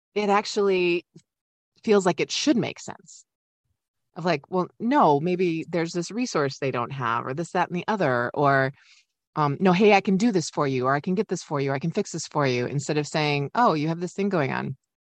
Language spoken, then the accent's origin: English; Midwest, United States; I'm a polite Midwesterner